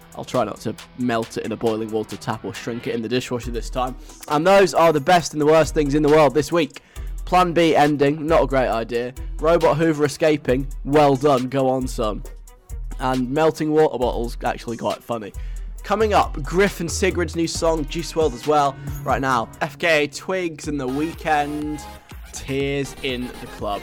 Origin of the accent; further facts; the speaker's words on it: England, United Kingdom; I'm English